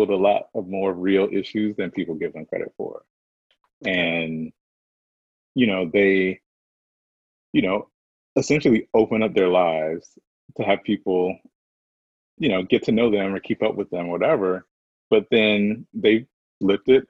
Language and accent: English; the South, United States; I'm from the South